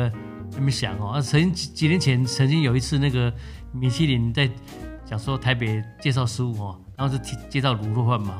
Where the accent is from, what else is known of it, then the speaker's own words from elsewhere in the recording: Taiwan; 我们台湾人都知道，